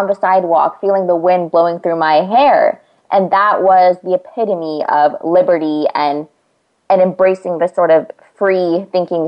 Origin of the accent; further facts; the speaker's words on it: California, United States; I'm from California right now